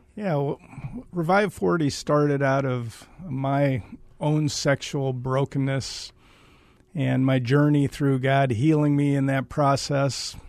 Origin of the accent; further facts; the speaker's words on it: Waterloo, Iowa, United States; I am from Iowa